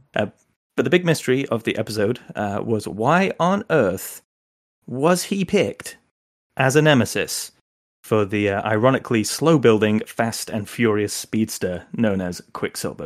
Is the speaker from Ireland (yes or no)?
no; England, United Kingdom; now in United States; I'm English originally